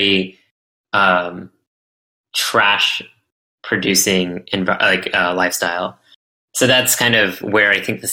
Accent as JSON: {"language": "English", "town": "Dallas", "region": "Texas", "country": "United States", "said": "I'm from Texas, and we're used to pretty unexpected weather"}